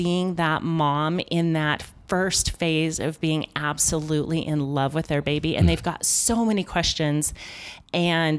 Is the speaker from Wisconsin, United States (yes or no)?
no; Denver, Colorado, United States; I'm from Denver.